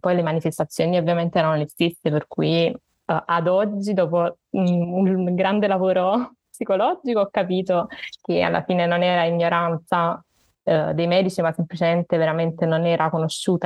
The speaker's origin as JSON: {"language": "Italian", "town": "Naples", "region": "Campania", "country": "Italy", "said": "ho 28 anni e sono di Napoli"}